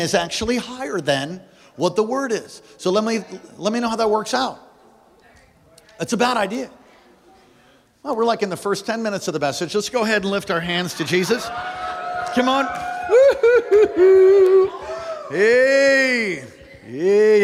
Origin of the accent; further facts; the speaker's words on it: East Coast, United States; moved away; I am from the East Coast, and occasionally I say words like, you know, like